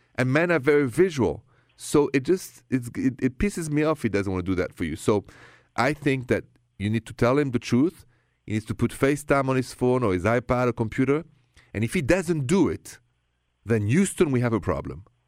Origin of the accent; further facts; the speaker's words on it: France; accent: thick French; my thick French accent